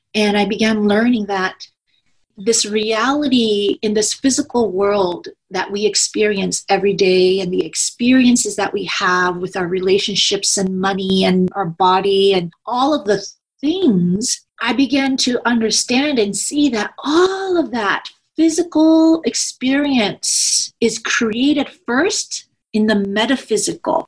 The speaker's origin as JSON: {"language": "English", "country": "United States", "also_born_or_lived": "Washington State", "said": "I am Korean American."}